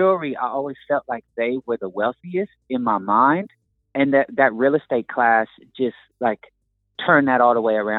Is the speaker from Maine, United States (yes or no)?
no; Oakland, California, United States; I'm from the Bay Area. I was born in Oakland, California